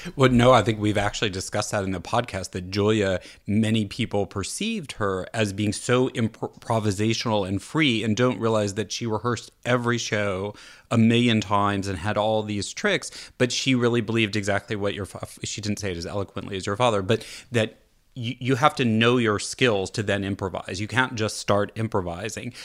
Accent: California, United States; as a Californian

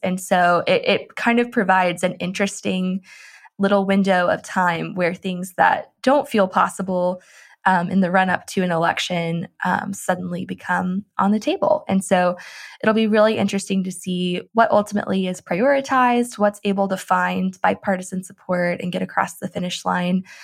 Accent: Tennessee, United States; I grew up in Tennessee, and we always had S E C football

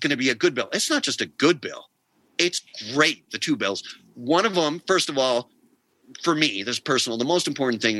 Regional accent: New York, United States; now in New Mexico, United States; I grew up in New York in the 80s

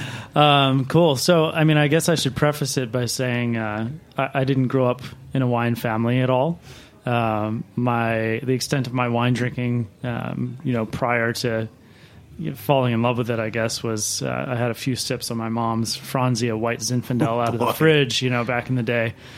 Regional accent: Baltimore, Maryland, United States; now in New York, United States; I was working at a, a steakhouse in Maryland, um, where I grew up in Baltimore

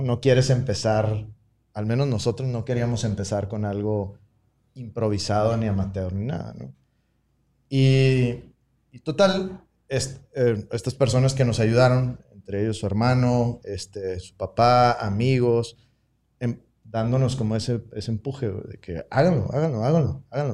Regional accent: Tecate, Baja California, Mexico; moved away; also born or lived in Monterrey, Mexico / San Diego, United States; yo soy de Tecate, entonces también como crecer en un, pueblo

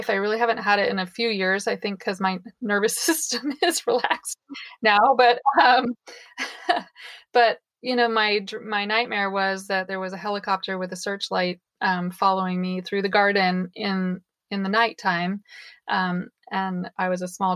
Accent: Mendocino County, California, United States; I was born and raised in Mendocino County on an alternative back to the land hippie commune

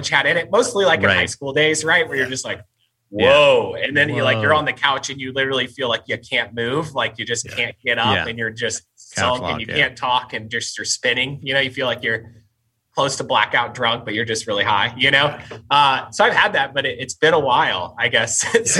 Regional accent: Branson, Missouri, United States; moved away as an adult; also born or lived in Springfield, Missouri; now in Portland, United States; I actually grew up in Branson, Missouri

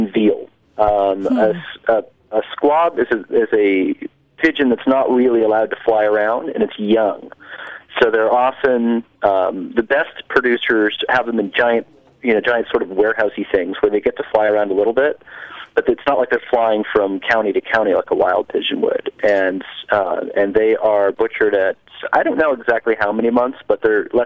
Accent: New Jersey, United States; moved away as an adult; also born or lived in Minnesota; I grew up in New Jersey

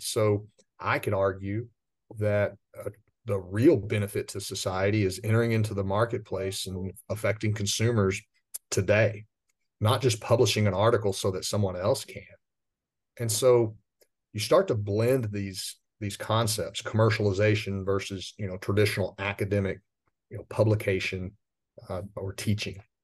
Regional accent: West Texas, United States; I grew up out in West Texas in commercial agriculture

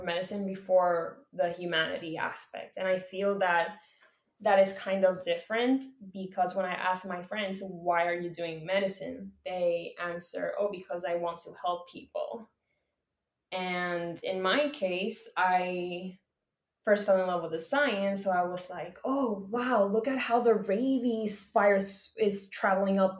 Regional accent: Puerto Rico; I am from Puerto Rico

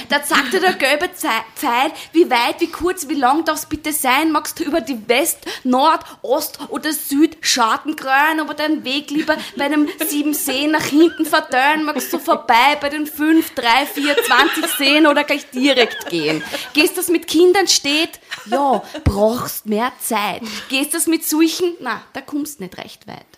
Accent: Vienna, Austria; als Wienerin

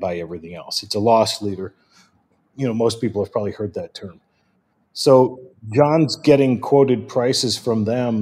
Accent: Midwest, United States; I'm from the Midwest, and I still call it soda

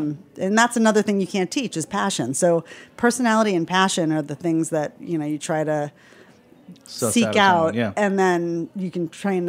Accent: Florida, United States; born or raised there; moved away as an adult; now in New York City, United States

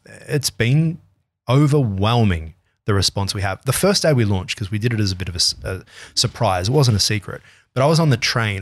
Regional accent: Australia

